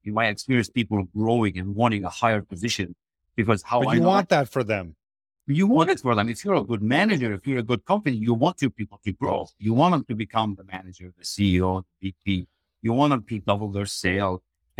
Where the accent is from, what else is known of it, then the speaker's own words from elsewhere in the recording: Lebanon; now in Canada; I was raised in Lebanon, a very small village, left with a backpack, jumped on board and said, I'm done. And I knew there was more greatness for me when I came to Canada and visited the US.